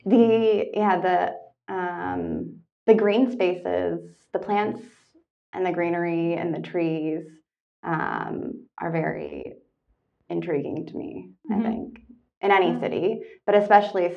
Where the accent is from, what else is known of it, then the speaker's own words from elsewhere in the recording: Toronto, Ontario, Canada; moved away as an adult; also born or lived in Kingston, Ontario; I'm Canadian. I grew up in Toronto.